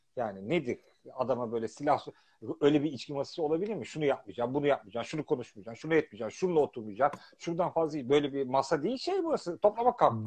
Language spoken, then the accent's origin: Turkish; Turkey; now in London, United Kingdom; biz Türkiye'liyiz artık